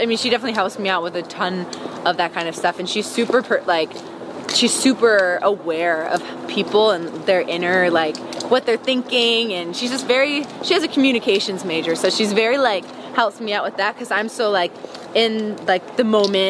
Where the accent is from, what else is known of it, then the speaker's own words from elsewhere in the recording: Wisconsin, United States; also born or lived in Tampa; up, though, in Wisconsin because I remember it the best because I was, like, more aware. Mm. But, no, I was born in Tampa.